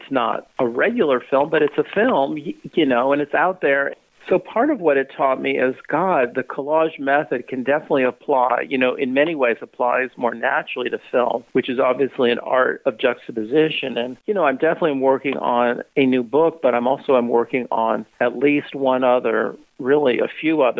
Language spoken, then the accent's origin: English; Bay Area, California, United States; I was born and raised in the Bay Area by very politically active journalists